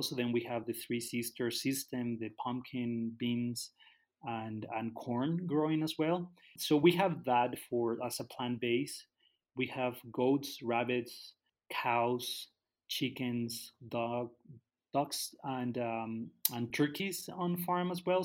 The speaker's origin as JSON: {"language": "English", "town": "Guadalajara", "region": "Jalisco", "country": "Mexico", "tie": "born or raised there", "also_born_or_lived": "Canada", "moved": "as an adult", "lives_now": "Tala, Mexico", "said": "I grew up in Guadalajara. When I was 20, I moved to Canada."}